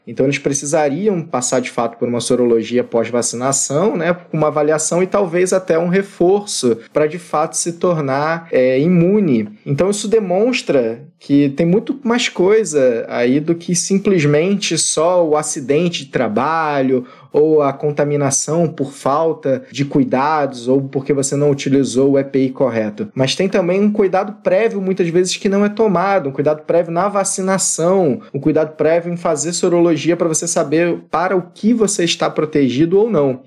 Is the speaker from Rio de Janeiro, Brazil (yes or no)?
yes; Rio de Janeiro, Brazil; Eu, por exemplo, sou do Rio de Janeiro